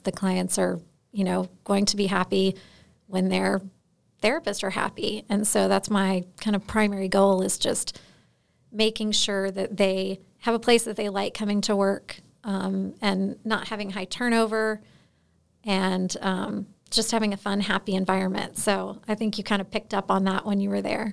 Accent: Florida, United States; moved away as an adult; now in Alaska, United States; I'm originally from Florida

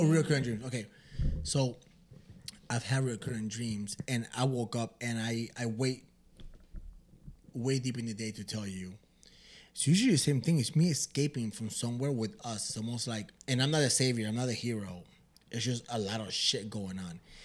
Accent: Michigan, United States; we're pendejos from Michigan

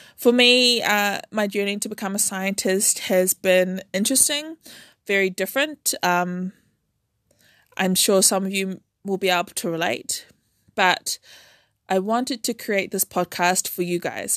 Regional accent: Auckland, New Zealand; I was born and raised in Auckland, New Zealand

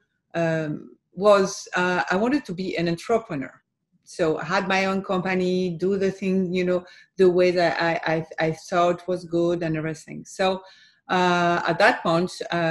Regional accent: France; also born or lived in Boston; I was born and raised in France.

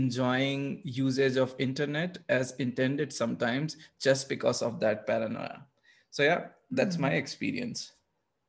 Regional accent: India; moved away; I'm coming from India where data privacy is not so important.

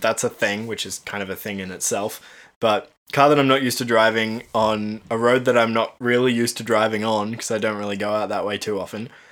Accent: Cairns, Queensland, Australia; also born or lived in Tasmania; now in Brisbane, Australia; we grew up in Cairns where it would rain six months of the year.

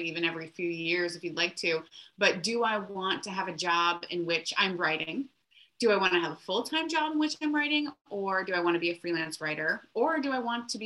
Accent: Florida, United States; now in Seattle, United States; I'm originally from Florida

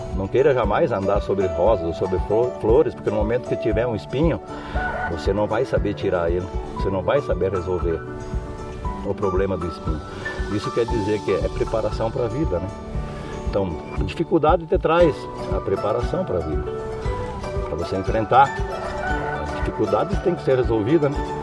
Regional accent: Rio Grande do Sul, Brazil; moved away as an adult; now in Nova Alvorada do Sul, Brazil; Nós saímos do Rio Grande do Sul

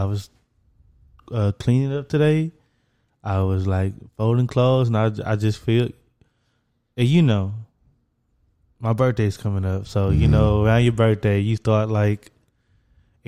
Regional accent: Dallas, Texas, United States; I'm from Dallas. I live in Dallas

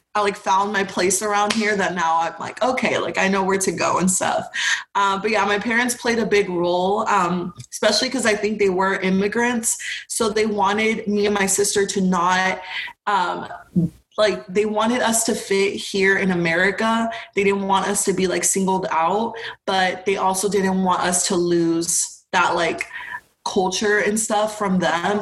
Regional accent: Houston, Texas, United States; also born or lived in Arlington, Texas; growing up in Texas, especially where I was from, like my specific community, um, because, you know, Houston is huge

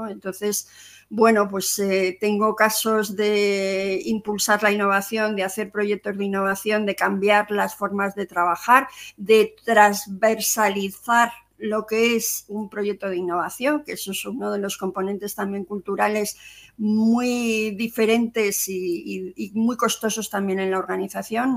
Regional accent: Zaragoza, Aragon, Spain; moved away as an adult; also born or lived in Madrid; Yo soy de Zaragoza y me vine a Madrid a hacer un máster

